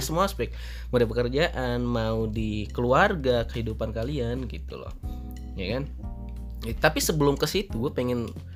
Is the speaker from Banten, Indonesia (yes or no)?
no; Padang Sidempuan, North Sumatra, Indonesia; moved away as an adult; now in Jakarta, Indonesia; gue dari Sumatera Utara, tepatnya itu di Padang Sedimpuan gitu dan merantau ke Jakarta